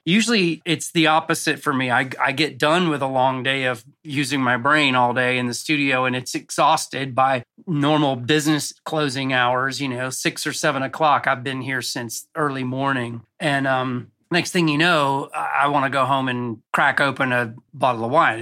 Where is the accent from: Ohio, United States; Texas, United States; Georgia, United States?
Georgia, United States; Cartersville; moved away as an adult; also born or lived in Rome, Georgia / Los Angeles; I grew up in North Georgia in a town called Cartersville.